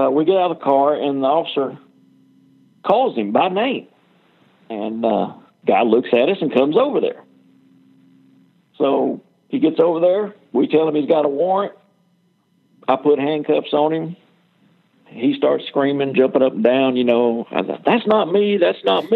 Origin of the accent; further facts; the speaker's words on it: Dallas, Texas, United States; I was born in Dallas, Texas, raised up all around this area